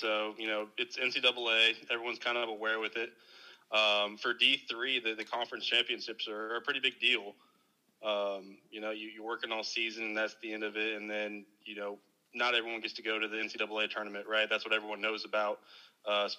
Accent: Dallas, Texas, United States; born and raised in the Dallas Metroplex

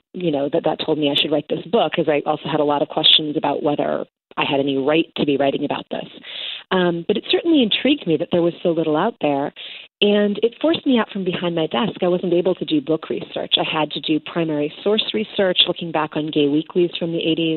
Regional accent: Chicago, Illinois, United States; I'm from Chicago. I've lived there basically my entire life, minus college and a couple years.

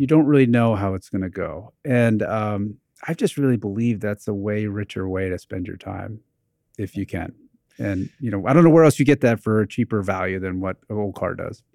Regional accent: New Jersey, United States; when I was growing up in New Jersey in the eighties

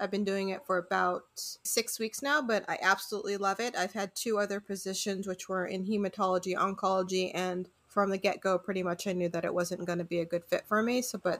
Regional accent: California, United States; I grew up in California

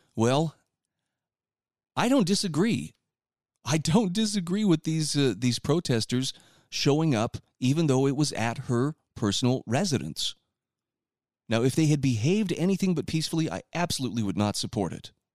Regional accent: Utah, United States; my home state of Utah

